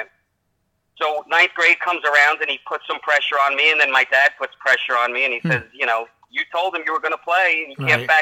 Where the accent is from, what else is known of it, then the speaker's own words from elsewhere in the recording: New York City, New York, United States; also born or lived in Larchmont, New York / New Rochelle, New York; I grew up in Manhattan until fifth grade, and we moved to the Larchmont Mamaroneck Avenue area in sixth grade.